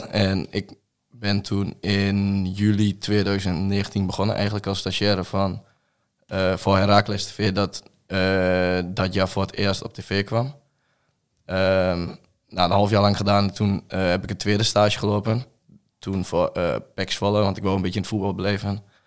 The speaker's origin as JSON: {"language": "Dutch", "town": "Reutum", "region": "Overijssel", "country": "Netherlands", "said": "Ik ben 21 en ik kom uit Reutem, hier in, niet ver uit de buurt."}